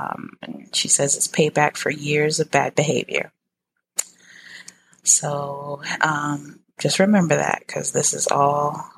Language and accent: English; United States; I'm American.